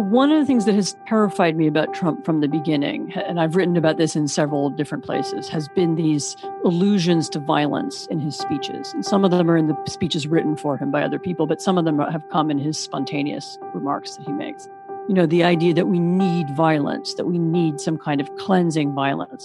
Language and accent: English; Washington, District of Columbia, United States; moved away as an adult; also born or lived in Poland; I'm, I'm American. I grew up in Washington D.C.